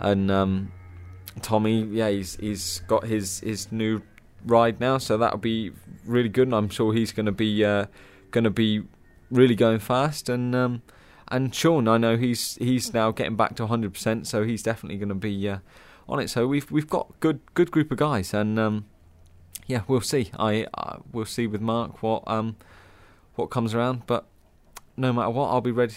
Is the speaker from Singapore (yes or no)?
no; United Kingdom; as a British rider